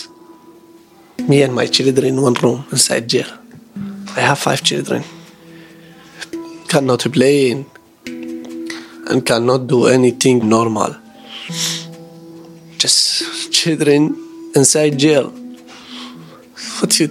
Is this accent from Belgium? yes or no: no; Iraq; English is a second language; moved away as an adult; now in Indonesia; I am from Iraq